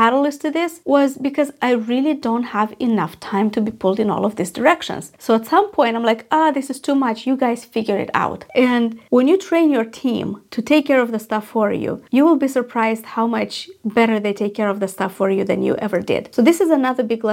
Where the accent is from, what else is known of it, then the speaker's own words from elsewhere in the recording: Moldova; moved away; I was in my home country in Moldova